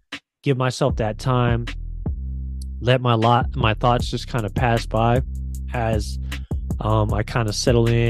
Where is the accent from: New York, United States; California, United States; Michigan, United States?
California, United States; San Francisco; I'm a Filipino man from San Francisco